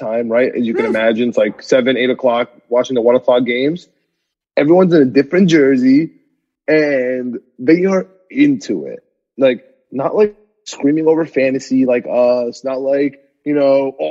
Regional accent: New York, United States; I'm from New York

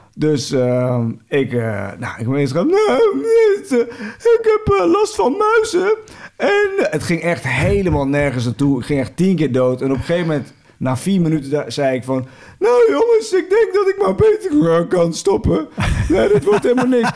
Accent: 's-Hertogenbosch, North Brabant, Netherlands; ik kom uit Den bos

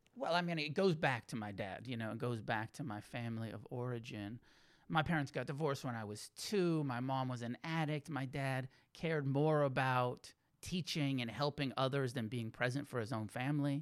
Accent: Santa Cruz, California, United States; also born or lived in Santa Fe, New Mexico / Taos, New Mexico; now in Los Angeles, United States; I grew up in Santa Cruz

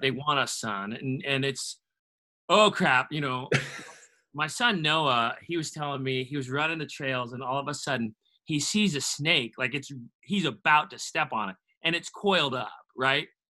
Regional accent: Washington, United States; now in Tennessee, United States; growing up in Washington State

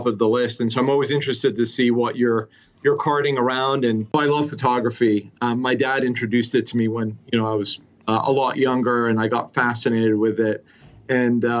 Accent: Cardiff, Wales, United Kingdom; also born or lived in Swansea / Oklahoma; now in United States; I was born in Swansea, raised in Cardiff, Wales, and then moved to the US in the early 90s.

